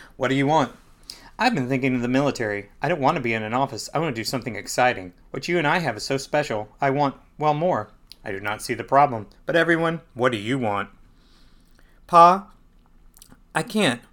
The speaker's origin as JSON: {"language": "English", "town": "Perry", "region": "Georgia", "country": "United States", "tie": "born or raised there", "said": "I grew up in Perry"}